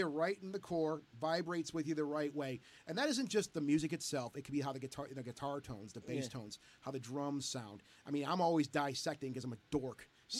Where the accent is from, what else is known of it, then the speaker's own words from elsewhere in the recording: Detroit, Michigan, United States; we're from the Detroit area here.